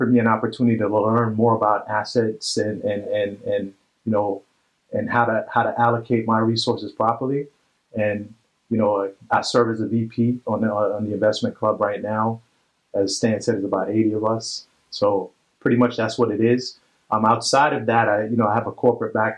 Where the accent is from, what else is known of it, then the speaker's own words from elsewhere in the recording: New York City, New York, United States; I'm from Brooklyn